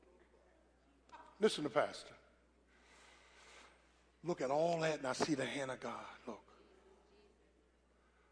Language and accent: English; Philadelphia, Pennsylvania, United States